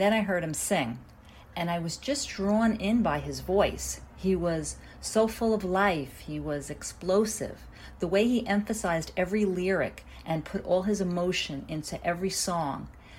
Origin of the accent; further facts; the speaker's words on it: New York City, New York, United States; I'm from Brooklyn, New York in the U.S.